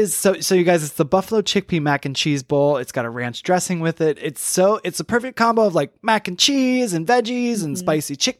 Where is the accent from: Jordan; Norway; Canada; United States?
United States; Michigan; I'm from Michigan, so like we grew up on it